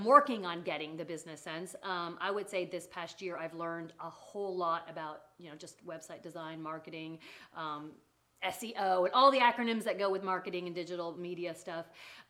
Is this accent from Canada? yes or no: yes; Canada; accent: Canadian; moved away as an adult; also born or lived in England; now in Tennessee, United States; I was born in England. Uh-huh. I was raised in Canada. And I am now been in Tennessee for about, 15 years.